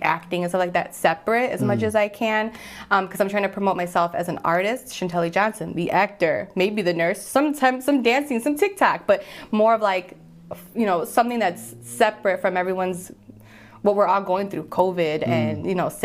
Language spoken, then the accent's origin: English; Puerto Rico; I'm Puerto Rican, so my voice, my accent, just the way that I naturally talk